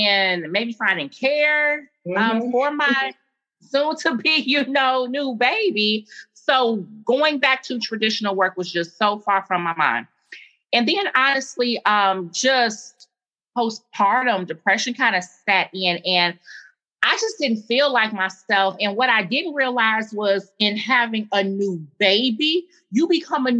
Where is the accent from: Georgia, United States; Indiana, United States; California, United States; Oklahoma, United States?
Indiana, United States; Gary; moved away as an adult; now in Columbia, South Carolina, United States; I'm an Indiana native, born and raised in Gary, Indiana